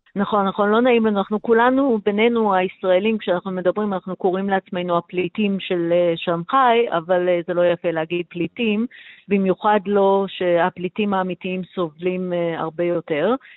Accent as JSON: {"language": "Hebrew", "country": "Israel", "moved": "yes", "lives_now": "Shanghai, China", "said": "אנחנו ישראלים רבים, היו, היינו 700 אה, איש ישראלים. בשנגחאי"}